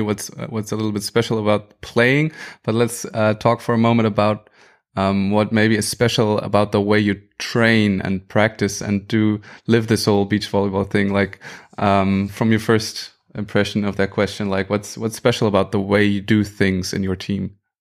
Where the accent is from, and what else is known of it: Germany